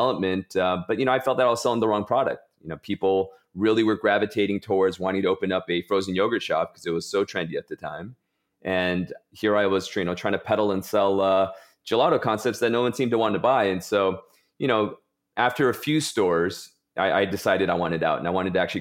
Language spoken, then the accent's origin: English; Southern California, United States; moved away as an adult; now in New York City, United States; I grew up in Southern California.